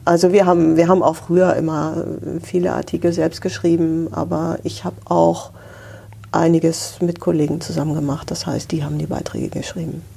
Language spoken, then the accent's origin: German; Hamburg, Germany; ich bin Hanseatin, dritte Generation in Hamburg geboren.